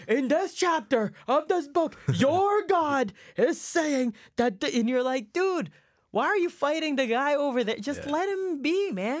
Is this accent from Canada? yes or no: yes; Canada; born or raised there; English is a second language; also born or lived in Saudi Arabia / Egypt